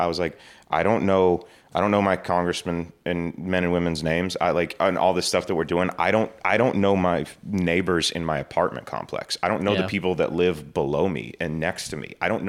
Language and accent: English; Georgia, United States